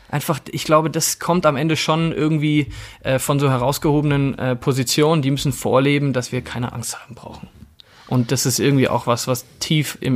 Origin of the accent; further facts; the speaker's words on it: Coburg, Bavaria, Germany; ich habe mich auch mal politisch engagiert äh, als, als Jugendlicher in meiner Heimatstadt Coburg